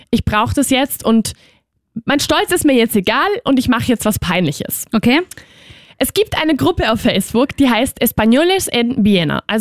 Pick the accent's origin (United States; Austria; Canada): Austria; Ich hoffe, sie will damit nicht sagen, dass ich hier als Österreicherin nicht reiche